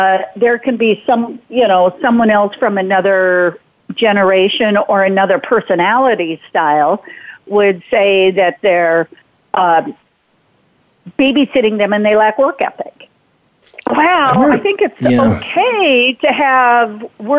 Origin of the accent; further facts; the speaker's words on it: North Dakota, United States; growing up on the Triple T Ranch in North Dakota